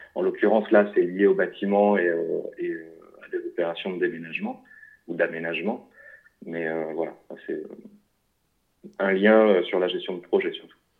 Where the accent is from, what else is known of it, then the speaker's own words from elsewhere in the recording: Lille, Hauts-de-France, France; je suis originaire du nord de la France, de Lille